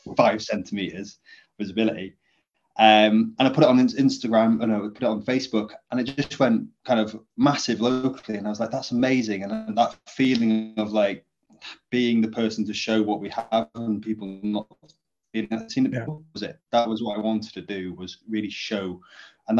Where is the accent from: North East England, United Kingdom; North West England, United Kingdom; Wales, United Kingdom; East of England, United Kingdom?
Wales, United Kingdom; Llŷn Peninsula, North; I grew up in North Wales in the Cumbria Peninsula, to a fishing family